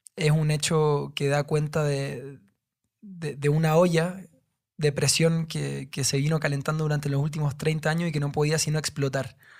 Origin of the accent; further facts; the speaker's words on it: Santiago, Santiago Metropolitan Region, Chile; vengo de Santiago de Chile